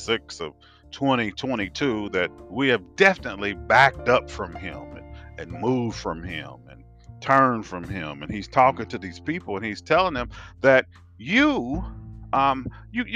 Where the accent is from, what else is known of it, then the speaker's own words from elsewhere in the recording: United States; accent: African American; I'm African American